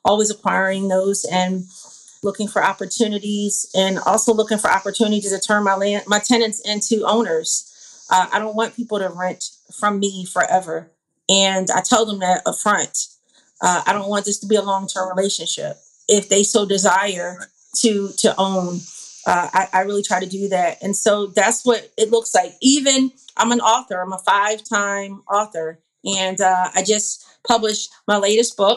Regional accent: Philadelphia, Pennsylvania, United States; moved away; I'm from Philadelphia

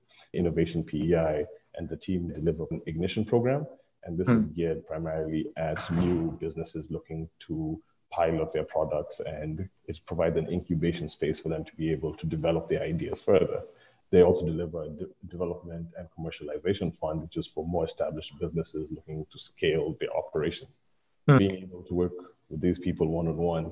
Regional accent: Kenya; moved away as an adult; now in Prince Edward Island, Canada; I was coming from Africa, like, or Kenya specifically, like a lot of international students

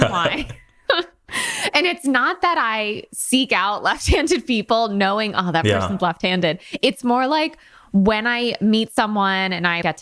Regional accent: Connecticut, United States; That's actually right where I'm from. I'm from Connecticut

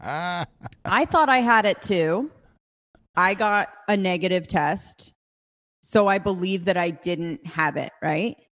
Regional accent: United States; I'm from Ojai

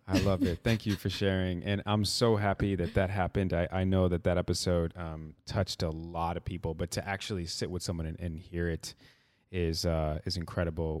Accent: Midwest, United States; been growing up in the Midwest

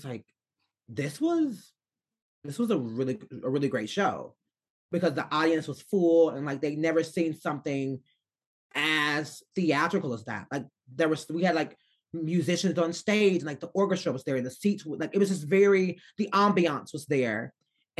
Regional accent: Arkansas, United States; I'm from Arkansas.

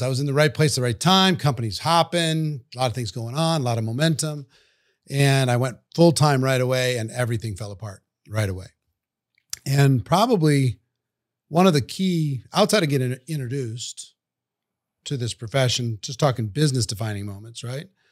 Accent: Minnesota, United States; I grew up in Minnesota, central part of the United States, cold country

